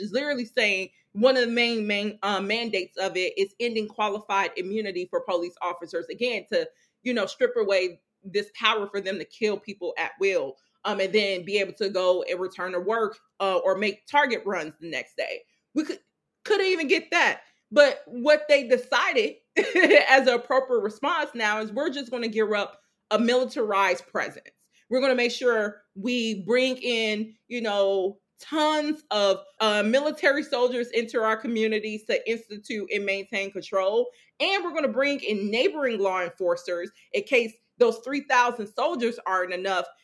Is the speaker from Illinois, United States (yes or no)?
yes; Chicago, Illinois, United States; Growing up in Chicago